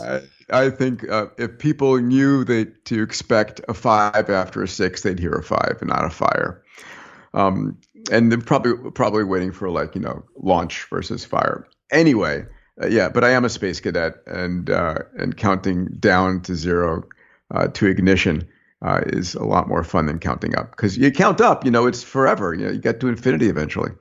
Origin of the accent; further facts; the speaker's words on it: New York, United States; I was born in New York